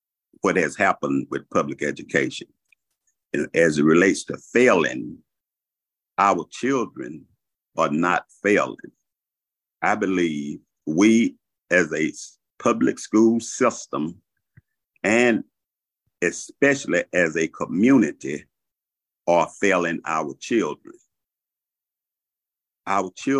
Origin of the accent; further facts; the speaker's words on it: Shreveport, Louisiana, United States; moved away as an adult; now in Augusta, United States; I'm from originally from Shreveport, Louisiana. I came out of a family of 11 children. I went into the military after graduating from high school